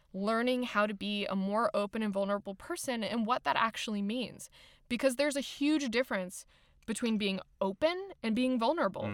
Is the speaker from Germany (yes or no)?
yes; Germany; I was raised in Germany